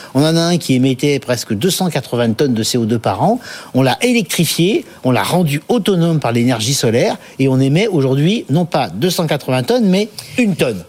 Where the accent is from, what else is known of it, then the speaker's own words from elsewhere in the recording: Paris, Île-de-France, France; je suis parisien, je vis à Paris, je travaille à Paris